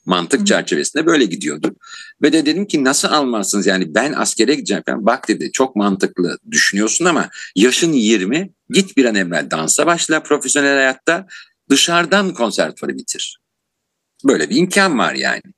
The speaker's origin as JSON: {"language": "Turkish", "region": "Istanbul", "country": "Turkey", "tie": "born or raised there", "said": "1959 yılında İstanbul'da doğdum"}